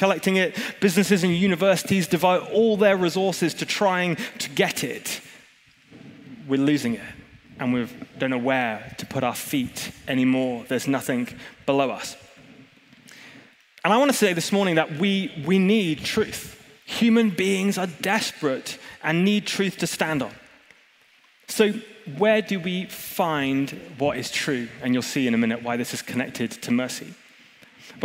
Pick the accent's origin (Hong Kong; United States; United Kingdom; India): Hong Kong; I grew up in Hong Kong like Tom did, and Jacinta and some of the rest of you. I don't know why we have a big Hong Kong lick, but we do.